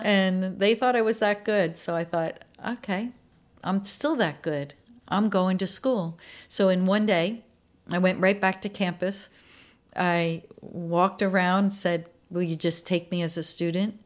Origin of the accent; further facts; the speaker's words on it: Maryland, United States; moved away; I was born in Maryland, uh, just about twenty miles northeast of Baltimore. So I was out in a rural area